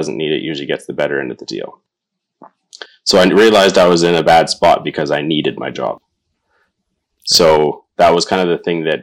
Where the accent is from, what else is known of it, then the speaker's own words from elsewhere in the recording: Northern Alberta, Canada; moved away as an adult; now in Fort St. John, Canada; born and raised in Northern Alberta, so it's not too far from home.